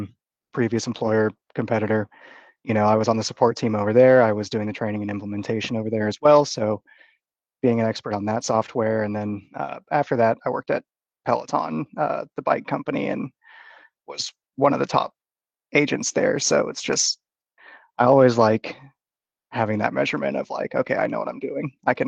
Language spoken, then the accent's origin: English; Austin, Texas, United States; also born or lived in Dallas; Funnily enough, I'm from the Dallas area. I lived there for about 10 years, but grew up in Austin.